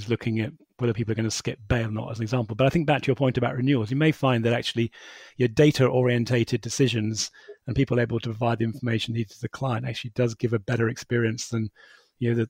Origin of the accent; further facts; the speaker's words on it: United Kingdom; we're British